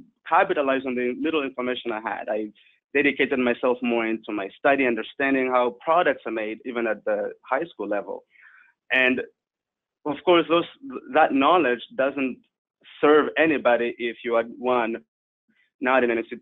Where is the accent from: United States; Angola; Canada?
Angola; also born or lived in South Africa; now in Netherlands; I was born in Angola during the Civil War, and right at the end of it, I moved to South Africa